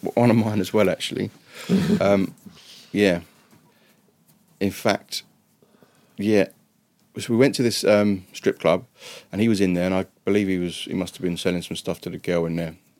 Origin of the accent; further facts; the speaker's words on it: England, United Kingdom; moved away as an adult; also born or lived in Dallas, United States; I'm English